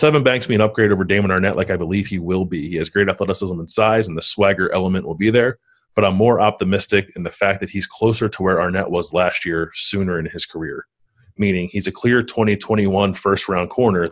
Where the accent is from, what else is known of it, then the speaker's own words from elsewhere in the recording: Philadelphia, Pennsylvania, United States; Scrapple, which is something I grew up with in Philadelphia